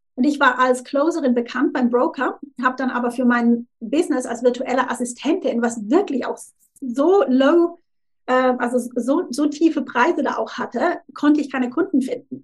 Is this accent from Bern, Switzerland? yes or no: no; Thurgau, Switzerland; moved away as an adult; also born or lived in Zurich; now in Tunbridge Wells, United Kingdom; ursprünglich, wie, wie gesagt, aus der Schweiz und ähm, aus dem Thurgau. Das ist an der Grenze zu Deutschland, da bin ich aufgewachsen